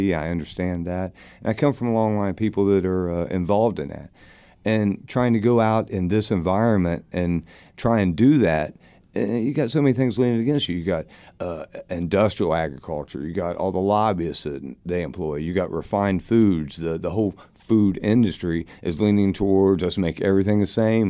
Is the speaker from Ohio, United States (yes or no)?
yes; Gallia County, southeastern Ohio, United States; I grew up in Gallia County, southeastern Ohio